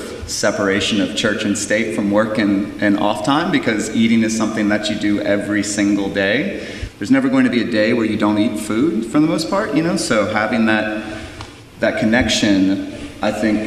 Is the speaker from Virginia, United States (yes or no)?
yes; Virginia, United States; the way that I grew up too in Virginia